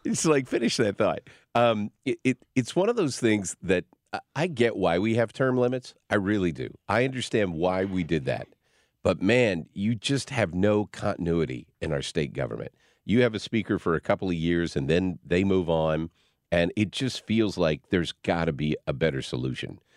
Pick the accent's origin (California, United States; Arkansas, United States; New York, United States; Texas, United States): Arkansas, United States; also born or lived in Missouri / Piggott, Arkansas / Berryville, Arkansas; I grew up in little small towns. I was born in Donofa, Missouri. Then we moved to Piggott, Arkansas, and then we moved to Berryville, Arkansas